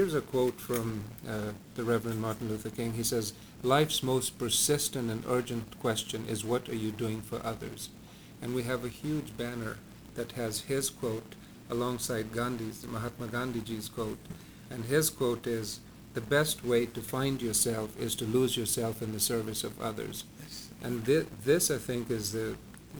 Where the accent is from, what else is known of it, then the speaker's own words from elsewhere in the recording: Malawi; moved away; I, for once, was born and raised in Africa, in Malawi